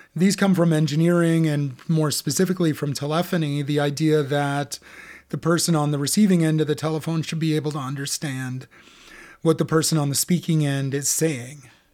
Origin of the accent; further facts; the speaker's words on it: United States; for Americans like us